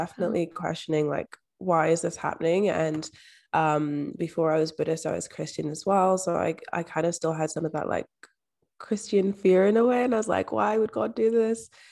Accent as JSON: {"language": "English", "town": "Edinburgh", "region": "Scotland", "country": "United Kingdom", "tie": "born or raised there", "also_born_or_lived": "London", "said": "I was actually adopted at age three and moved to, um, the borders of Scotland, moved to Edinburgh and I grew up in Scotland."}